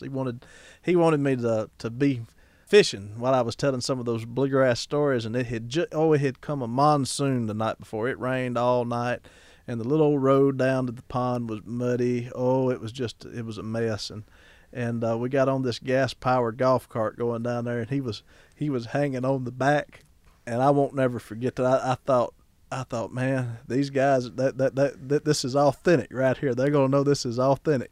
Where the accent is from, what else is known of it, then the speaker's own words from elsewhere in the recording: Ackerman, Mississippi, United States; my hometown of Ackerman, Mississippi